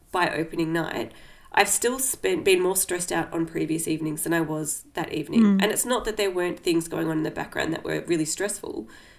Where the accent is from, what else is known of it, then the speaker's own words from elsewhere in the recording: Australia; moved away; in my hometown